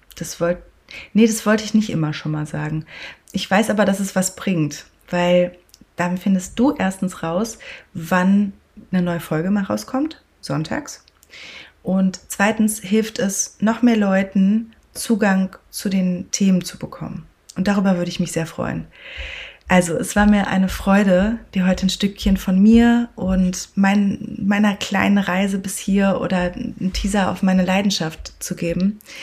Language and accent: German; Sauerland, North Rhine-Westphalia, Germany; moved away; Als ich mit knapp 18 im beschaulichen Sauerland, dort wo ich aufgewachsen bin, den Führerschein machte